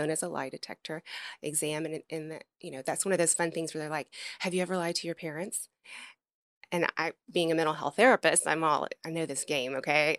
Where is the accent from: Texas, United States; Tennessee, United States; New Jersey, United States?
Tennessee, United States; Memphis; moved away; I'm from Memphis originally, Mm, Tennessee